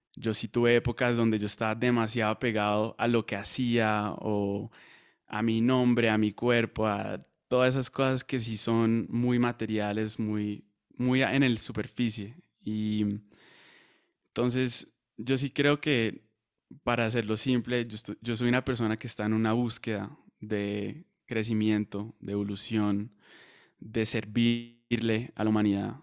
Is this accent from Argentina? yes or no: no; Colombia; also born or lived in Madrid; now in United States; soy colombiano, vivo en Estados Unidos